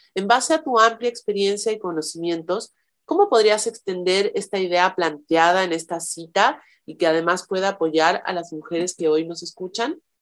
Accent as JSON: {"language": "Spanish", "country": "Mexico", "moved": "yes", "said": "soy partera tradicional mexicana y asesora de lactancia"}